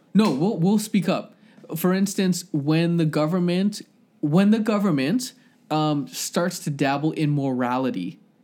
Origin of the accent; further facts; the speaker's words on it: Scarborough, Ontario, Canada; now in Ajax, Canada; I feel proud to be from Scarborough